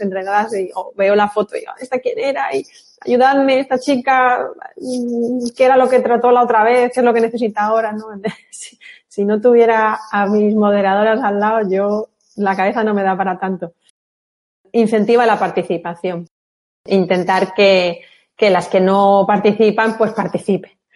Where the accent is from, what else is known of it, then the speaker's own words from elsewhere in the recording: Málaga, Andalusia, Spain; las malagueñas lo tenemos un poco más fácil, la gran mayoría somos malagueñas